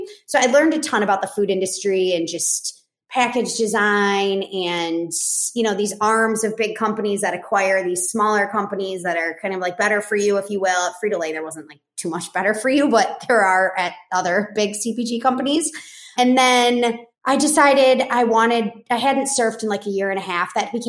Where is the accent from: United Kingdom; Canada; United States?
United States; Chicago, Illinois; moved away as an adult; also born or lived in Boulder, Colorado / Argentina; I grew up in Chicago.